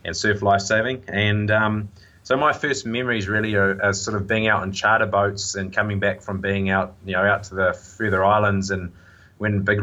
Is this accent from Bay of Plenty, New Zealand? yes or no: yes; Tauranga, Bay of Plenty, New Zealand; also born or lived in Hastings / Whangamata; So I was born in Hastings, but I was only there for about 3 months, and then I grew up in Tauranga.